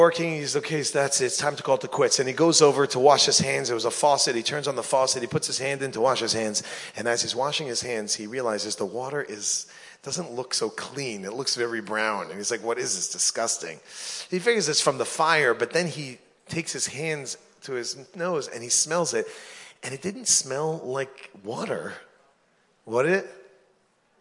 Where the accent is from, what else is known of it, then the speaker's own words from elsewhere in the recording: New York, United States; When I grew up in New York, my barber, his name was, Italian guy, his name was Tito.